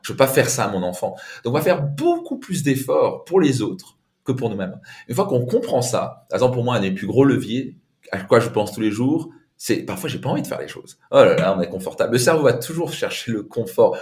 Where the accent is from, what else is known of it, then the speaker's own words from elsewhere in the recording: Alsace, Grand Est, France; je viens d'Alsace avec un père italien